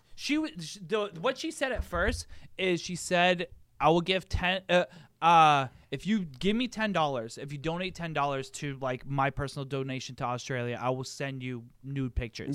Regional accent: United States; being an American

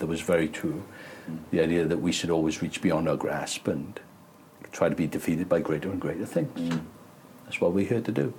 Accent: Wales, United Kingdom; being Welsh

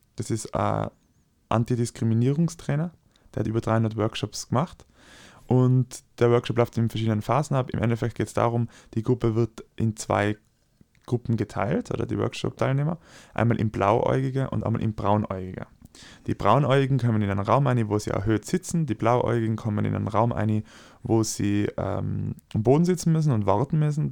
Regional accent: Austria; ich als Österreicher

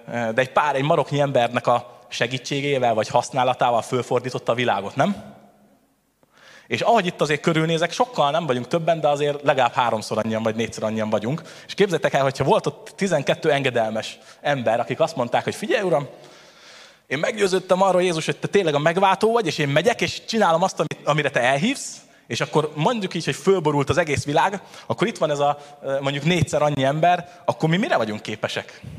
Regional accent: Tata, Komárom-Esztergom, Hungary; És akkor, ahogy elhangzott már, igazából Tatáról jöttem

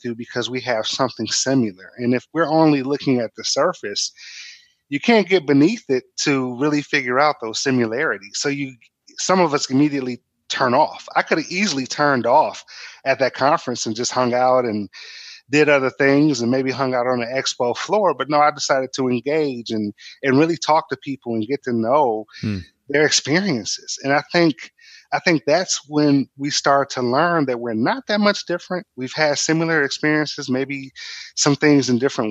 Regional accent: Michigan, United States; I grew up in different, you know, parts of Michigan.

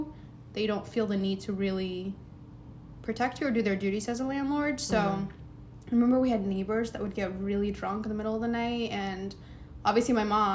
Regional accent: United States; also born or lived in Eritrea; My brother and I obviously have the opportunities to grow up here, which, you know, now we know English, we go to school here.

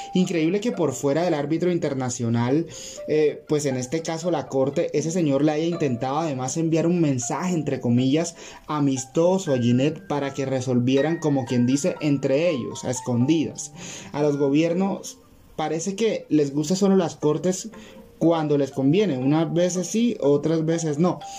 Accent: Colombia

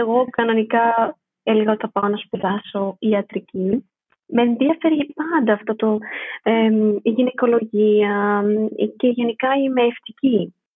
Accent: Athens, Attica, Greece; moved away as an adult; also born or lived in Stuttgart, Germany; now in Berlin, Germany; γεννήθηκα στη Στουτγάρδη ε, της Γερμανίας ε, και μεγάλωσα στην Αθήνα

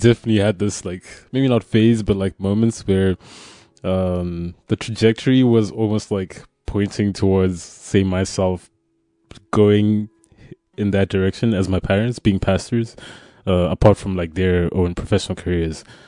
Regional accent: Zimbabwe; moved away as an adult; now in Poland; I'm from Zimbabwe, uh, and I came to Poland to study initially.

